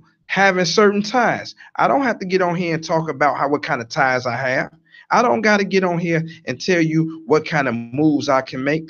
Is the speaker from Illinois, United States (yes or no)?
yes; Chicago, Illinois, United States; I came from Lion City. Lion City 79